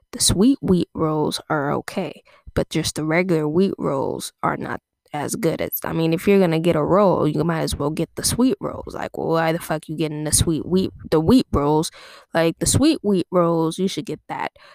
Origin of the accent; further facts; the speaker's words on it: Torrance, California, United States; I grew up in Torrance